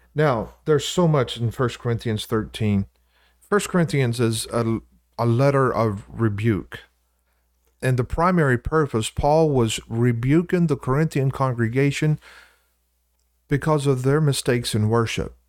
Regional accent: Louisiana, United States; now in Iowa, United States; I'm from Louisiana

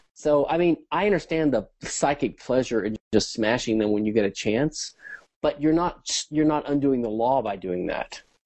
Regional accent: Louisiana, United States; I was raised in Catholic schools and in the 70s in Louisiana

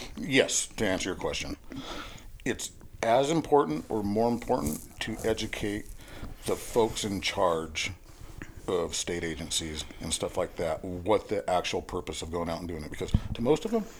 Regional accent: California, United States; because, hey, we're from California.

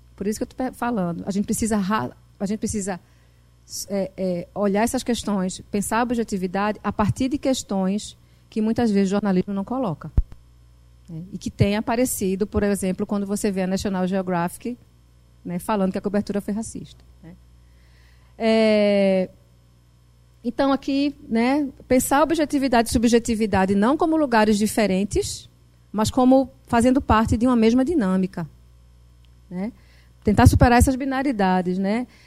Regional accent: Northeast Brazil, Brazil; accent: Northeastern (Nordeste)

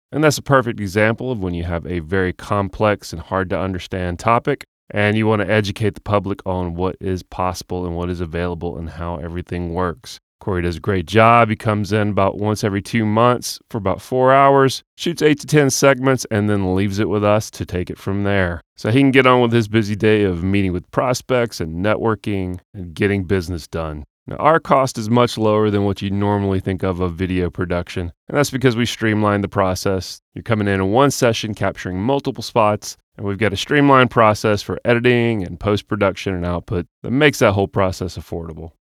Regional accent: Austell, Georgia, United States; also born or lived in Jonesboro, Georgia; I grew up in Austell. So, so still, Georgia natives

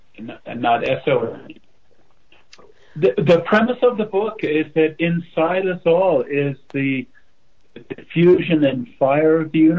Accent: Westport, Connecticut, United States; now in Loveland, United States; I grew up in Westport, Connecticut, actually. I live in Loveland, Colorado now. But I grew up in Westport on the Saugatuck River.

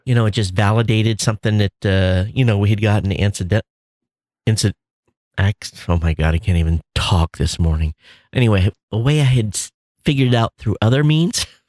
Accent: Quincy, United States; moved away; where I grew up in Quincy

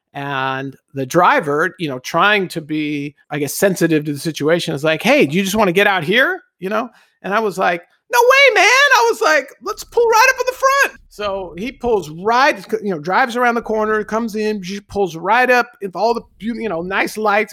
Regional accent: Los Angeles, California, United States; born and raised in Los Angeles, traffic and driving was just ingrained in my, uh, growing up

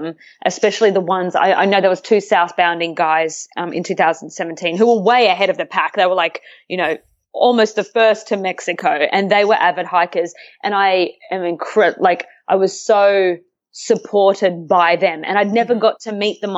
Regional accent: Australia; moved away as an adult; now in Vancouver, Canada; I was in Australia back in my hometown where I grew up

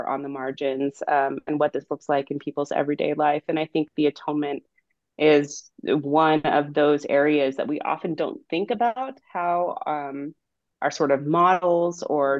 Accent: Monterey Bay, California, United States; also born or lived in Provo, Utah; I grew up near the Monterey Bay in California, so not too far from where I am now.

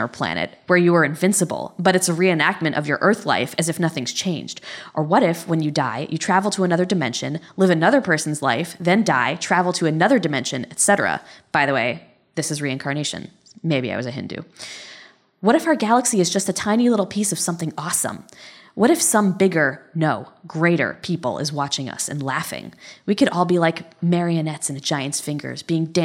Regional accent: Connecticut, United States; I'm from Connecticut

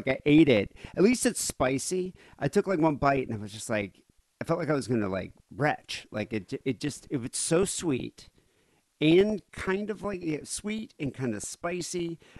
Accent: South Africa; moved away; I grew up in South Africa.

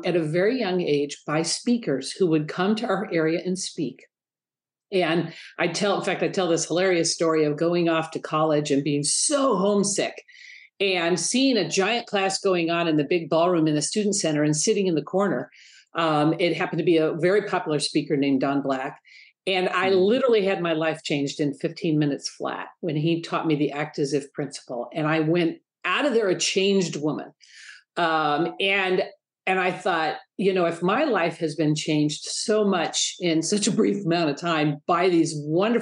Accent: Detroit, Michigan, United States; moved away; I was raised in Detroit, and I can't tell you how many times I think, how did a little girl from Detroit, Michigan end up here

